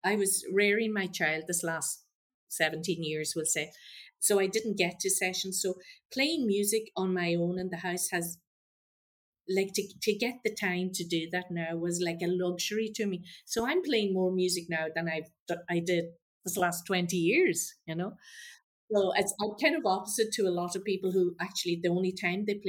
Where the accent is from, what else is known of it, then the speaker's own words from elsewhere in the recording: Donegal, Ulster, Ireland; coming from Donegal, I was brought up with a lot of bad country and Irish